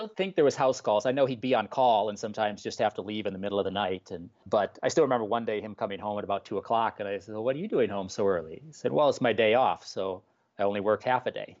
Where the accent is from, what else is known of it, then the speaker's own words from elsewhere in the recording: Bloomington, Minnesota, United States; also born or lived in Faribault, Minnesota; I grew up in Bloomington, which is right in the Twin Cities.